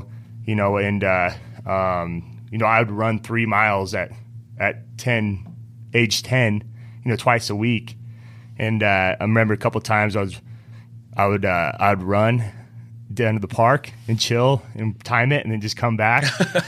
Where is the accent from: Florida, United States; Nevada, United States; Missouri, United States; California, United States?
Nevada, United States; Reno; I'm from Reno, Nevada. {S0} Yeah. {S3} You know, I grew up in the mountains outside of Reno, and we were always outdoorsy.